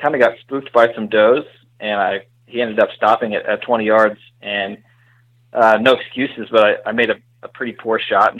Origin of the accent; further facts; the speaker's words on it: Oklahoma City, Oklahoma, United States; I'm from Oklahoma City, Oklahoma